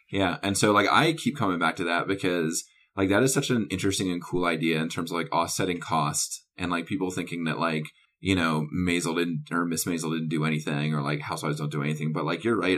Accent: North Carolina, United States; I grew up in the South, and then I also went to college in the South

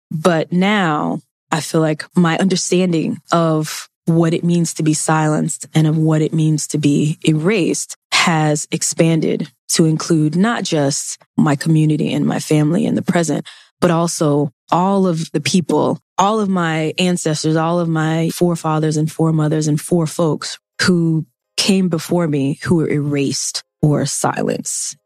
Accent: Mississippi, United States; I grew up in Mississippi. I took Mississippi history.

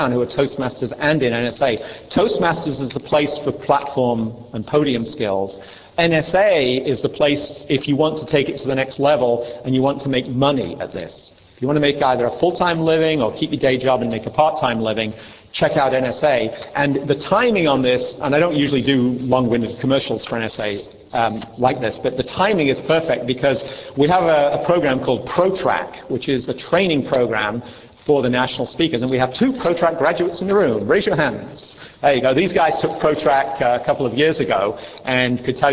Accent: England, United Kingdom; moved away; In England, we separate them out.

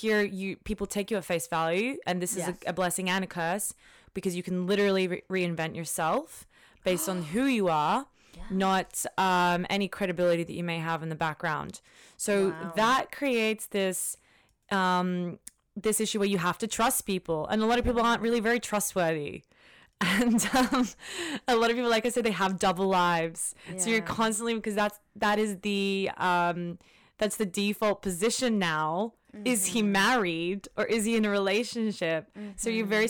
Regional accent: Australia; also born or lived in London, United Kingdom; I came from Australia, but I've worked in London as well.

